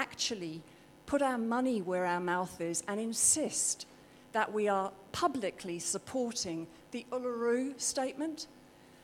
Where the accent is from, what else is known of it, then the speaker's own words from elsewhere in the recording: United Kingdom; accent: British; also born or lived in New Zealand; now in Sydney, Australia; I am, from my accent, originally British, but I'm actually a Kiwi now